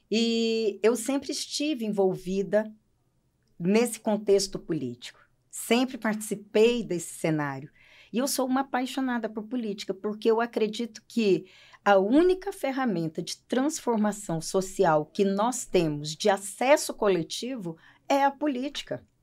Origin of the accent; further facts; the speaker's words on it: Roraima, Brazil; also born or lived in Paraná, Brazil; Eu nasci no Paraná e vim para Roraima com sete anos de idade.